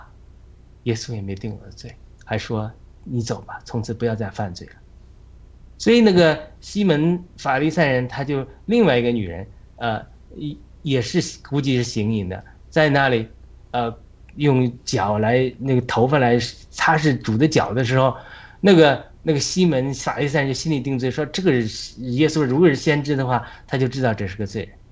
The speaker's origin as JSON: {"language": "Chinese", "country": "China", "said": "我们中国人能做到外圆内方"}